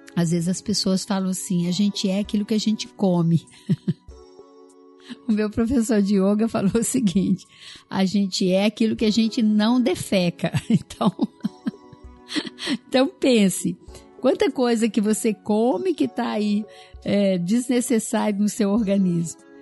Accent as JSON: {"language": "Portuguese", "region": "Minas Gerais", "country": "Brazil", "said": "Eu sou mineira"}